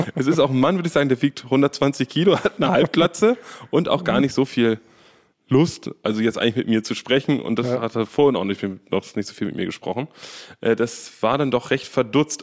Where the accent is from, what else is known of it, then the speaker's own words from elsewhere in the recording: Berlin, Germany; Wir sind ja aus Berlin